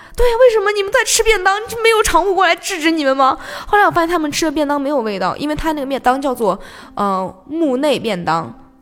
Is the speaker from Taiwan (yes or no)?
no; China; also born or lived in Japan; 因为又是只有我一个中国人